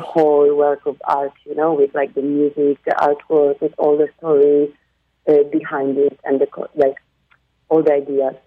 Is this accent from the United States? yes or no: no; Warsaw, Masovian Voivodeship, Poland; moved away as an adult; now in Barcelona, Spain; I come from Warsaw